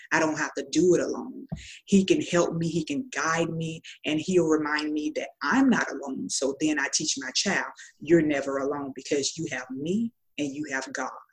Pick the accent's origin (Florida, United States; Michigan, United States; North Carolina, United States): Florida, United States; Tallahassee; I'm from Tallahassee, Florida